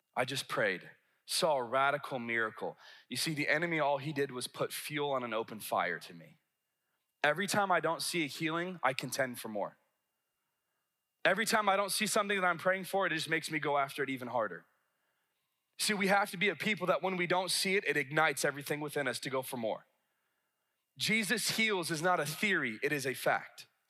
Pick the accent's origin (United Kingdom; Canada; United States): United States; the South; I'm from a big city from the South.